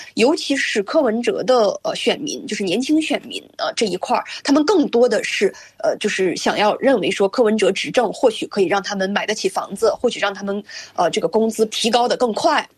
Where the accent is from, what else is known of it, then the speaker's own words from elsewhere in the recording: China; now in Canada; 我作为中国人